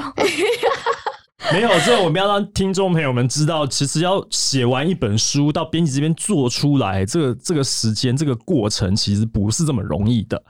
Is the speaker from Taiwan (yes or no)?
yes; Taiwan; 我们是台湾人，我们听不懂，我们不是韩语母语